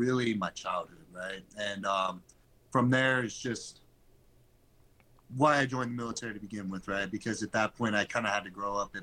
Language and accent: English; Chico, California, United States; I'm from Chico, California.